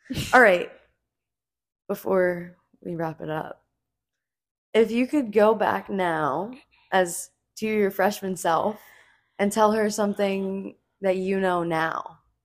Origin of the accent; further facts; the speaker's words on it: New Jersey, United States; We're both from Jersey.